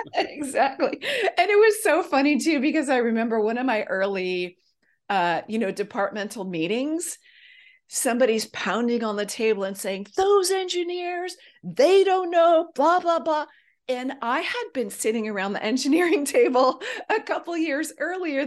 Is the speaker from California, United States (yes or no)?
yes; Silicon Valley, California, United States; also born or lived in Los Angeles area; I grew up in Silicon Valley. My dad actually moved us there from the Los Angeles area.